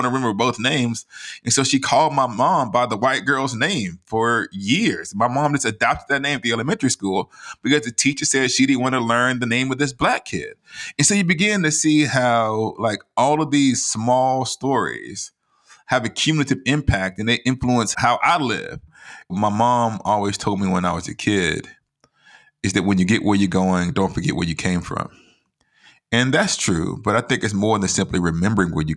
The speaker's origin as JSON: {"language": "English", "town": "Huntsville", "region": "Alabama", "country": "United States", "tie": "born or raised there", "said": "I grew up in Northwest Huntsville"}